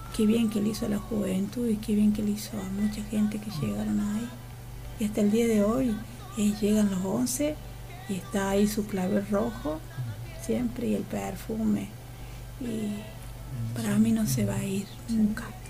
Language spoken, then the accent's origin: Spanish; Laguna Larga, Córdoba, Argentina; somos dos más de Laguna Larga, de nuestras raíces